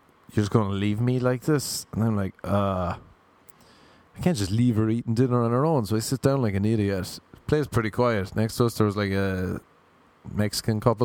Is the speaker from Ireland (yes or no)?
yes; Ireland; moved away; I'm from Ireland.